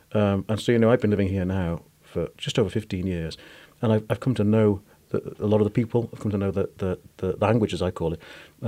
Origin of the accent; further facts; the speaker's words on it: Wales, United Kingdom; moved away as an adult; now in Aberdeen, United Kingdom; I'm Welsh, so, I mean, I speak Welsh